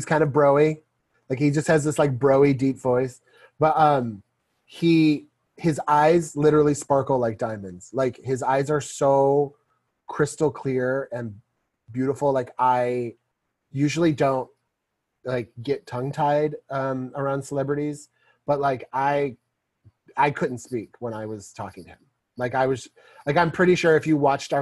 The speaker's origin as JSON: {"language": "English", "region": "Missouri", "country": "United States", "said": "we're both from Missouri"}